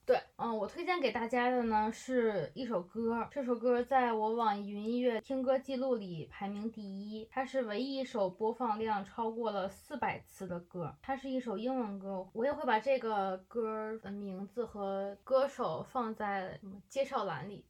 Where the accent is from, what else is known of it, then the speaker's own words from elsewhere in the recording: China; moved away as an adult; also born or lived in Japan; 都是因为我们就是中国人